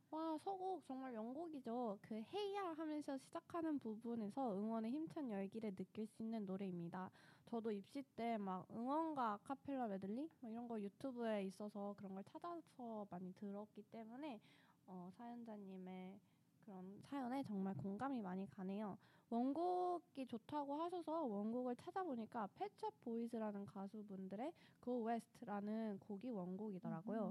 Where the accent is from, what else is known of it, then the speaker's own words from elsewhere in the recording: Daejeon, South Korea; moved away; 저는 본가가 대전이라